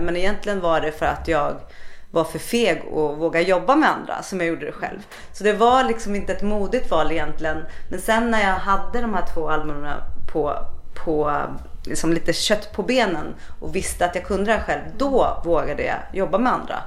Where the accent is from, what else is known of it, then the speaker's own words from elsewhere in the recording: Stockholm, Stockholm County, Sweden; moved away; also born or lived in Gothenburg; Jag kommer ju från Stockholm men jag bodde här i Göteborg